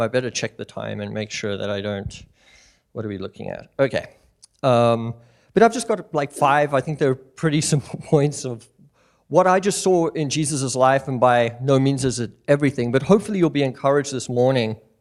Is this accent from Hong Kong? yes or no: no; South Africa; moved away as an adult; now in Missoula, United States; me and my family, we moved out from South Africa. We were born and raised there.